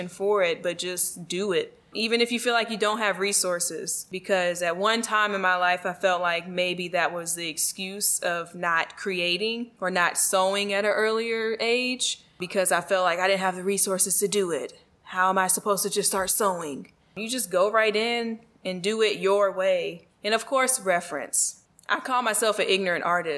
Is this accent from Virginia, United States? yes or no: yes; Virginia, United States; that's like my parents' hometown. My hometown too.